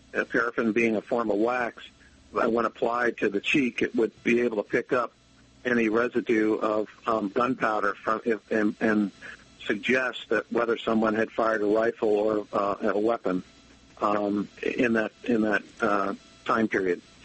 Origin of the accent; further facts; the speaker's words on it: Albany, New York, United States; moved away as an adult; now in Allegheny County, United States; where I grew up in Albany or where I am right now, Allegheny